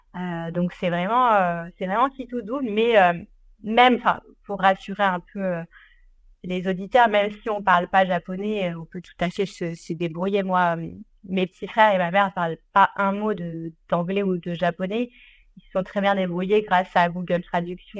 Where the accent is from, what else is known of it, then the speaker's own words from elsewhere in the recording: Ardèche, Auvergne-Rhône-Alpes, France; j'ai grandi en Ardèche